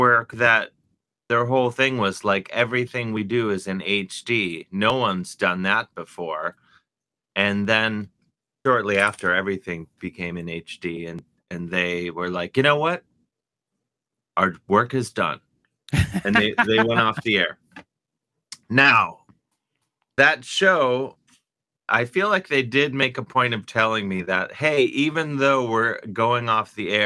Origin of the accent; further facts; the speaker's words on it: University Heights, Ohio, United States; moved away as an adult; now in New York City, United States; I'm from University Heights, Ohio, which is a suburb of Cleveland.